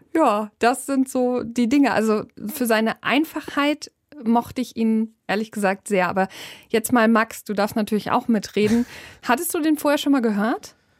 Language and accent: German; Germany; bei uns in Deutschland